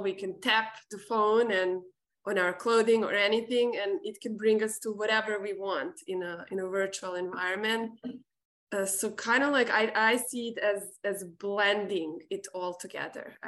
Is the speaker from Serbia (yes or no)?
yes; Serbia; moved away; me growing up in Serbia